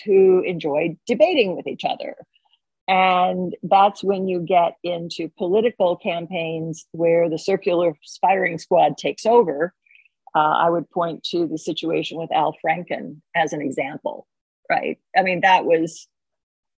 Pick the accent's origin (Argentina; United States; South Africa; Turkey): United States; Oklahoma; my home state of Oklahoma